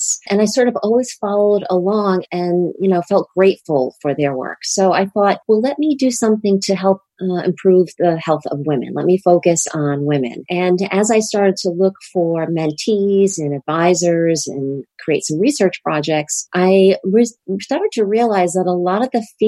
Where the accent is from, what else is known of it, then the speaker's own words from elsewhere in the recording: Rhode Island, United States; This is my home state.